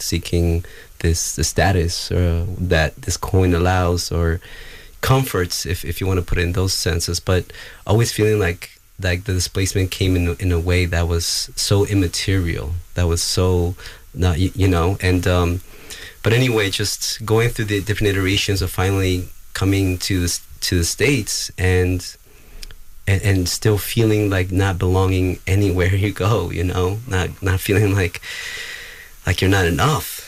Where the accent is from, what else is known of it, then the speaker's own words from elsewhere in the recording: Gualaceo, Azuay, Ecuador; moved away; I incarnated on this the land currently referred to as Gualaceo, Ecuador